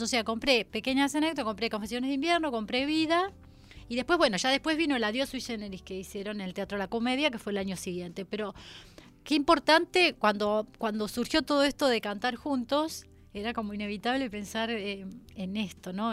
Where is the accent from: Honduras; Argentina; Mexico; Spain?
Argentina; Rosario, Santa Fe; now in Buenos Aires, Argentina; yo soy rosarina, así que todavía no me había venido a vivir acá a Buenos Aires